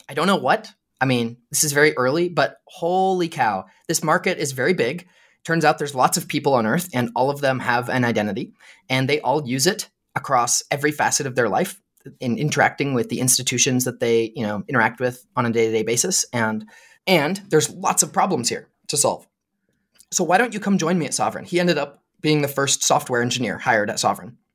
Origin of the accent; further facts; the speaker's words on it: Lewiston, Idaho, United States; moved away as an adult; now in Utah, United States; I grew up in Lewiston, Idaho, which is a town in northern Idaho